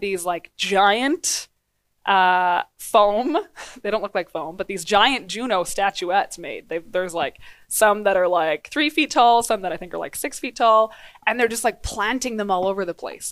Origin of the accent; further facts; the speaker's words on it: Grande Prairie, Alberta, Canada; also born or lived in Dawson Creek, British Columbia; now in Edmonton, Canada; so I was born in Dawson Creek, B C, Northern B C, and grew up, uh, in Grand Prairie, Alberta